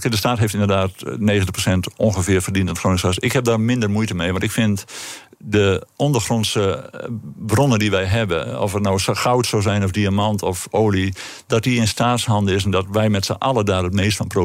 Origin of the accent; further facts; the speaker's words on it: northern Netherlands, Netherlands; accent: northern; En je kunt het aan mijn accent horen. Wij